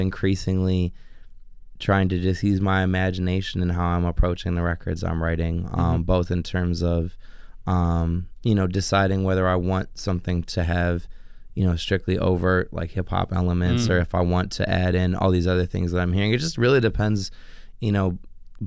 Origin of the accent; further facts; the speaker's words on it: Chicago, Illinois, United States; I'm from Old Irving Park, just west of Irving and Pulaski. Mm-hmm. That's where I grew up